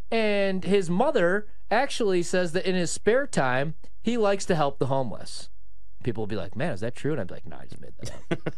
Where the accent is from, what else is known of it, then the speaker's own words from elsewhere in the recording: Joliet, Illinois, United States; moved away as an adult; also born or lived in Iowa / Milwaukee; from Joliet, Illinois.